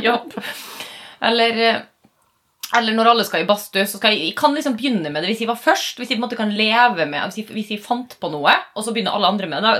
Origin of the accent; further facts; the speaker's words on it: Western Norway, Norway; moved away; Vi er jo fra Vestland opprinnelig